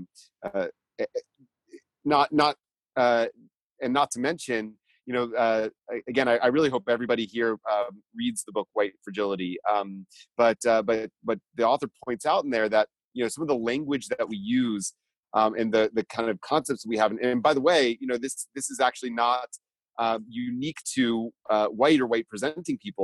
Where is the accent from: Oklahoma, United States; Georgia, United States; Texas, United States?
Georgia, United States; I grew up in Georgia